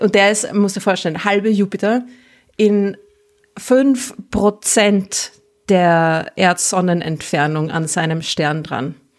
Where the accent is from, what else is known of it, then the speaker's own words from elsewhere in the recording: Vienna, Austria; als Wienerin